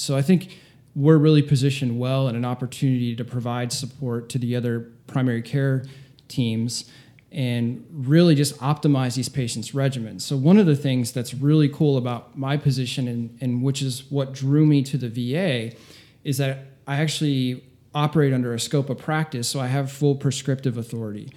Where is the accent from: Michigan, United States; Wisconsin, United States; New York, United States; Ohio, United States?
Ohio, United States; Northeast; moved away as an adult; now in South Florida, United States; I grew up in Ohio, small town, Northeast Tip